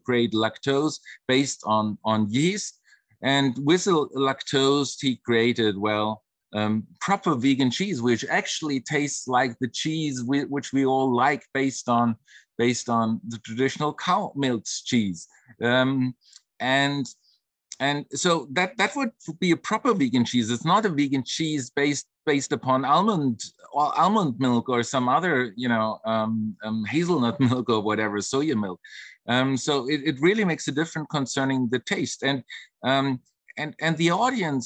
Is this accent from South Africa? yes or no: no; Germany; I come from Germany